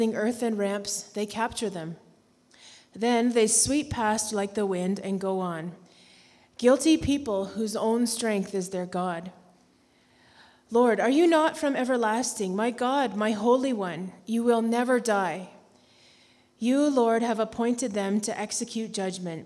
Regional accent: Canada; moved away; We have four kids, and we're from Canada, which is not America

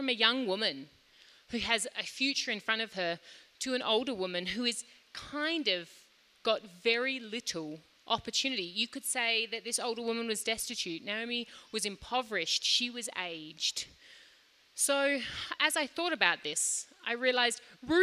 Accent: Australia; now in Lilongwe, Malawi; I grew up in Australia

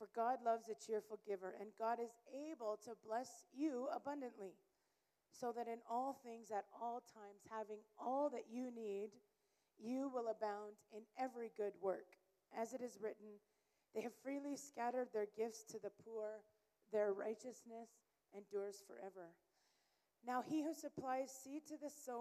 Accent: Canada; moved away as an adult; now in Malawi; I am originally from Canada, and I've been in Malawi since 2014 with our family

